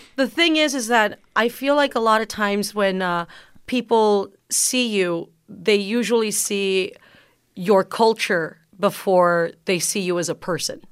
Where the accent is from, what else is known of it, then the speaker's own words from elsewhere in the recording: McAllen, Texas, United States; first language Spanish; English is a second language; growing up in McAllen, Texas, down south